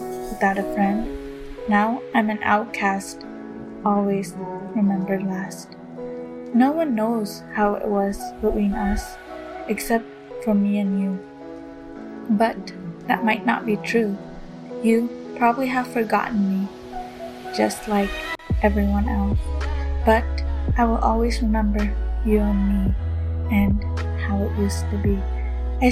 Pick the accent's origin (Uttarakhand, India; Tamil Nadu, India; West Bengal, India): Tamil Nadu, India; Coimbatore; now in United States; I'm from Tamil Nadu, Coimbatore, but currently living in the United States